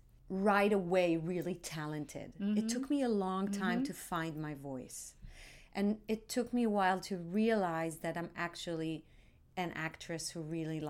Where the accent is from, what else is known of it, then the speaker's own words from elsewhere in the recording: Tel Aviv, Tel Aviv District, Israel; And I grew up in Tel Aviv.